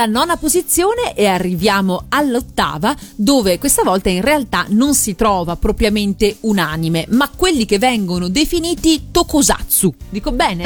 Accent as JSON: {"language": "Italian", "region": "Veneto", "country": "Italy", "said": "che sono veneta come te"}